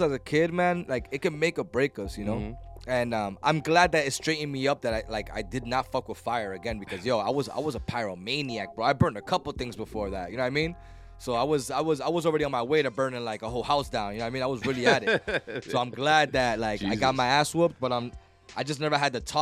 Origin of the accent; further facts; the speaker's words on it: Lawrence, Massachusetts, United States; I'm a Tower Hill kid